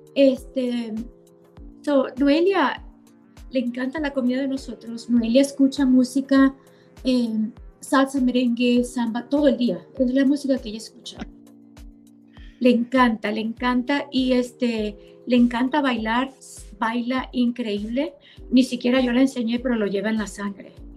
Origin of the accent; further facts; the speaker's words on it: Maracaibo, Zulia, Venezuela; moved away as an adult; now in United States; yo nací y crecí en Venezuela, nací en Maracaibo